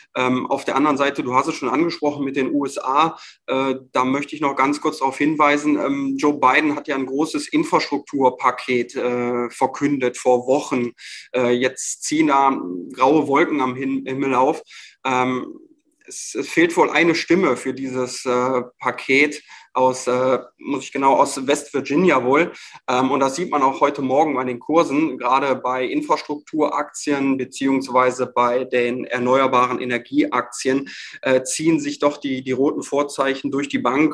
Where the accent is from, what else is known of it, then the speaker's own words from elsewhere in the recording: Germany; bei uns in Deutschland hier